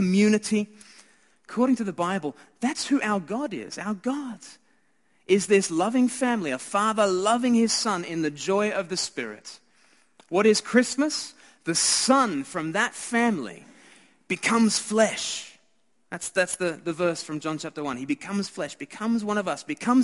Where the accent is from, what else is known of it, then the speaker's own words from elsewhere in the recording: Australia; I'm Australian